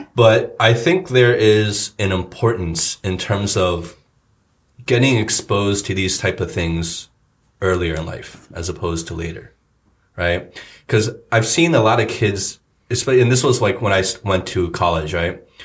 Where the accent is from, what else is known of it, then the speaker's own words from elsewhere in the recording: New Jersey, United States; moved away; two guys I grew up with in Jersey